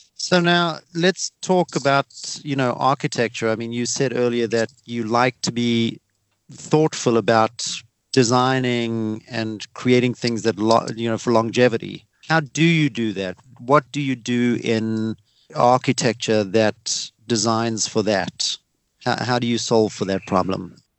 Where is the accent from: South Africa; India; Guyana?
South Africa; accent: South African; It's my South African accent